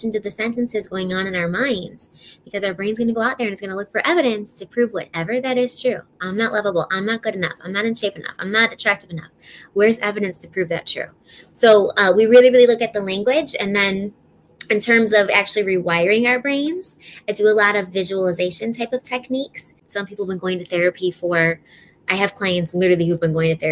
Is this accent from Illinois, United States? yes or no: yes; Chicago, Illinois, United States; also born or lived in Denver; I'm from Illinois. I'm from Chicago